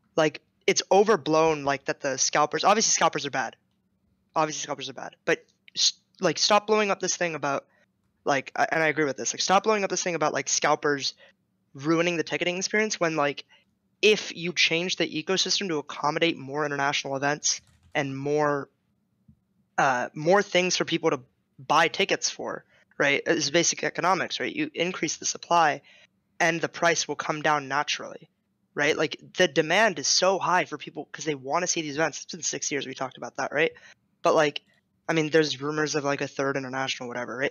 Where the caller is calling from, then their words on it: Santa Monica, California, United States; I'm calling from Santa Monica